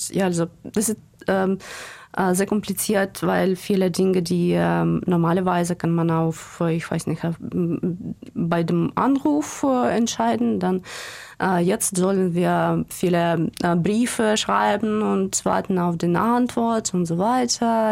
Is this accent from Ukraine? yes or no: yes; Odesa, Odesa Oblast, Ukraine; German is a second language; also born or lived in Székesfehérvár, Hungary; Ich wurde im Ungarn geboren, in einem kleinen Stadt, Sekeshwächer war, und dann nach der Ukraine zurückgekommen mit meiner Familie und so. Und seit äh, 90er Jahren bin ich in Odessa ähm, gewachsen